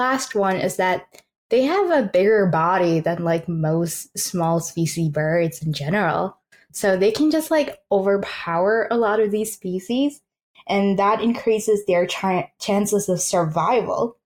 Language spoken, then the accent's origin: English; Malaysia; now in Newfoundland, Canada; growing up in Malaysia and like in the tropics